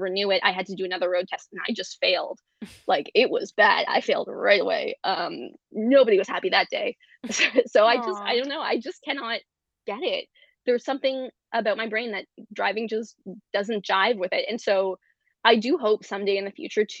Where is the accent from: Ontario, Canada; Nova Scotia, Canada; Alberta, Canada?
Ontario, Canada; Guelph; now in Toronto, Canada; as a precocious teenager growing up in Guelph, Ontario